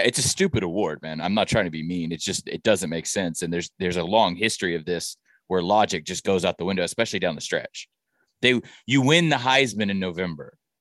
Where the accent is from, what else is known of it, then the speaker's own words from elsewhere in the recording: Georgia, United States; I'm from Georgia.